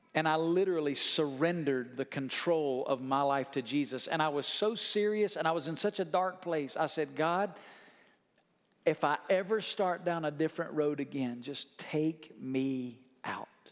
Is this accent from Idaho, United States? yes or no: no; Muscle Shoals, Alabama, United States; my dad had pastored the same church in my hometown my whole life from five years old till the time I was a senior in high school.